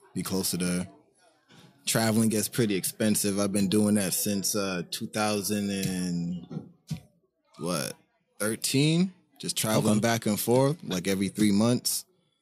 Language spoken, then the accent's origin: English; New York City, New York, United States; moved away; I'm from Brooklyn